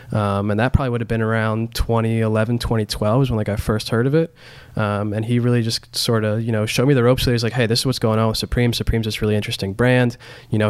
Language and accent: English; Central Pennsylvania, United States; I grew up in Central Pennsylvania.